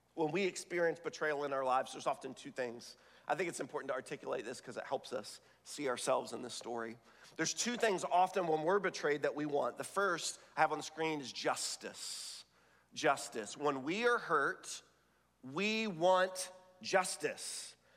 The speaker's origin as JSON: {"language": "English", "region": "the South", "country": "United States", "tie": "born or raised there", "said": "I was raised in the South"}